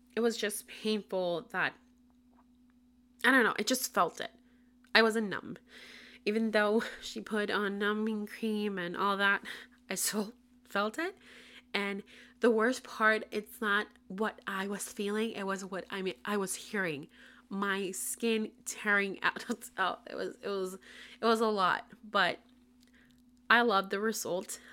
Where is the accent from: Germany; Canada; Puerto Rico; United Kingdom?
Puerto Rico; first language Spanish; English is a second language; moved away as an adult; now in Tampa, United States; I currently live in Tampa, Florida, but I was born and raised in Puerto Rico, moved to Florida in twenty twenty